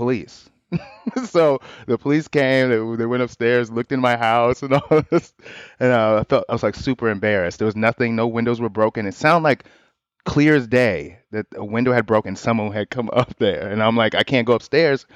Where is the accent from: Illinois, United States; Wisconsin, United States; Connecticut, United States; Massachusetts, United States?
Illinois, United States; Chicago; born or raised there; moved away